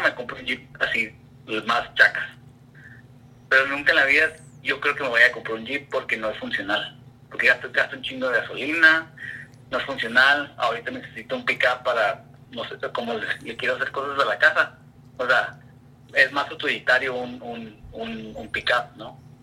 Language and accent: Spanish; Ensenada, Baja California, Mexico; now in Portland, United States; yo pues crecí en Ensenada